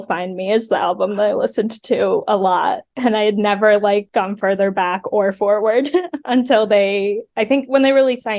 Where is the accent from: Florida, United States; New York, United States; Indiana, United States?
New York, United States; New York City; moved away as an adult; also born or lived in Philadelphia; I grew up in Brooklyn.